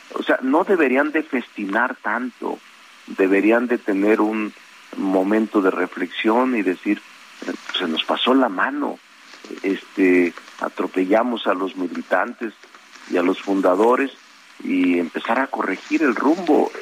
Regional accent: Zacatecas, Mexico; moved away as an adult; now in Mexico City, Mexico

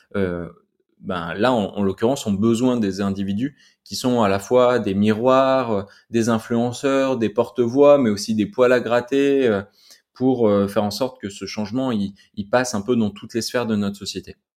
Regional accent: Grenoble, Auvergne-Rhône-Alpes, France; je suis grenoblois donc euh, donc la montagne elle est toujours autour de nous

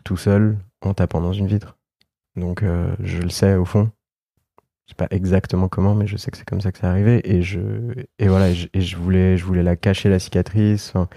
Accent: France; j'ai grandi en France avec ma mère

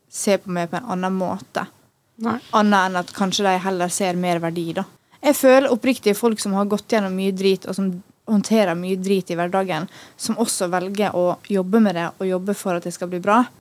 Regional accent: Norway; jeg tror det er veldig fordi vi er nordmenn nå.

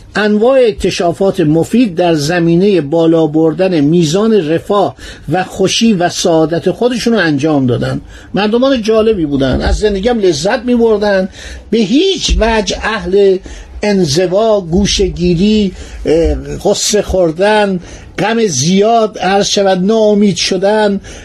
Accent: Iran; من یه ایرانی هستم تو این مملکت زندگی کردم

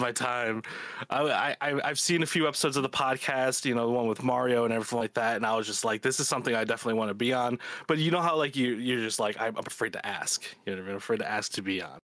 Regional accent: Chicago, Illinois, United States; I'm from Chicago. I've lived here all my life

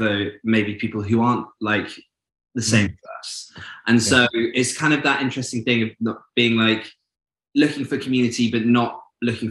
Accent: Newcastle upon Tyne, North East England, United Kingdom; I'm from Newcastle.

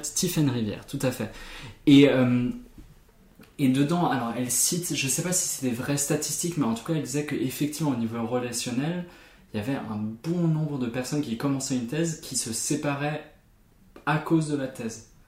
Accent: Germany; mon identité en tant qu'Allemand

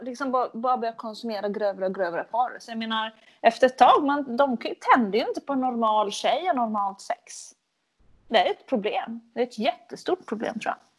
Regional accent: Finland; accent: Finland Swedish; jag är ju från Finland

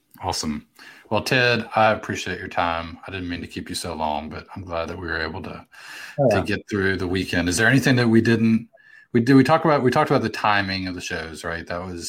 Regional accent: New Orleans, Louisiana, United States; moved away; I'm from New Orleans

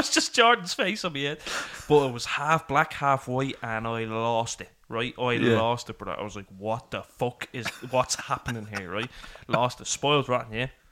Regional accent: Dublin, Leinster, Ireland

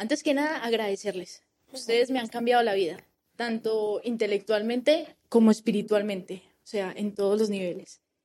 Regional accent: Colombia; moved away as an adult; now in Spain; Soy de Colombia, llevo cinco años en España

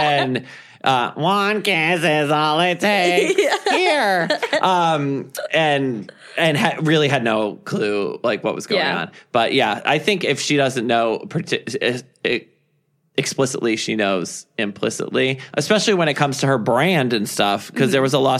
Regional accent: near Hartford, central Connecticut, United States; No, I'm from the great state of Connecticut.

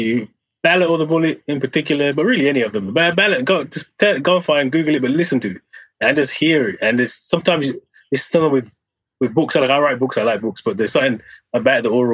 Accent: Birmingham, West Midlands, United Kingdom; I'm from Birmingham

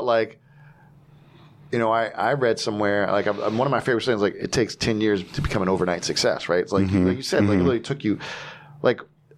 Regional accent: New Jersey, United States; And I'm like, I'm from Jersey.

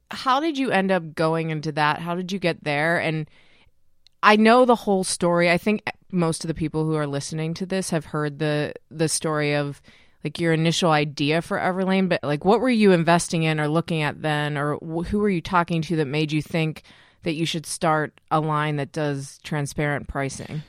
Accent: Pittsburgh, Pennsylvania, United States; I'm from Pittsburgh

